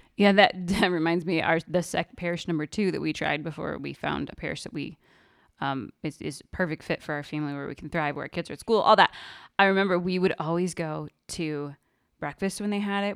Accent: Kansas City, United States; now in Denver, United States; we grew up in Arch, Can-, Archdiocese of Kansas City, Kansas. Well, slash Missouri

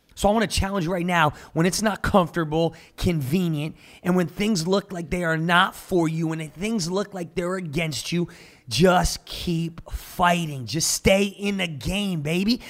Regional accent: Jersey Shore, New Jersey, United States; now in Tulsa, United States; I'm from the Jersey Shore, born and raised

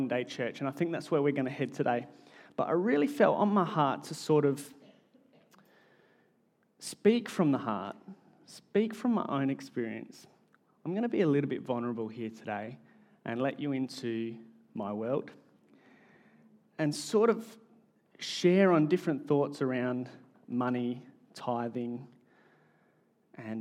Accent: Australia; accent: Australian; my Australian accent

